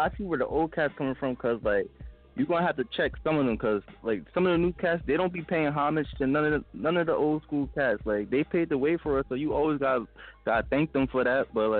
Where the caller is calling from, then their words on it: Colonia, New Jersey, United States; I'm calling from Colonia, New Jersey.